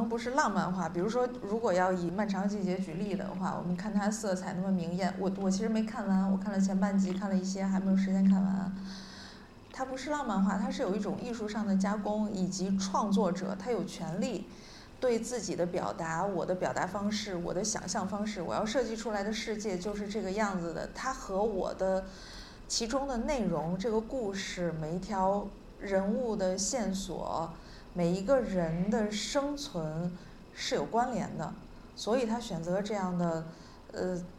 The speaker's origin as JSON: {"language": "Chinese", "region": "Northeast China", "country": "China", "said": "对你不能说，因为我们都是东北人，或者说我们写相同的题材"}